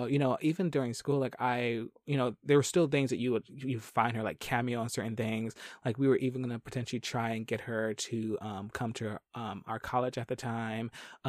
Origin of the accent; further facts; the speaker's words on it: Philadelphia, Pennsylvania, United States; I grew up in Philly, so not too far from New York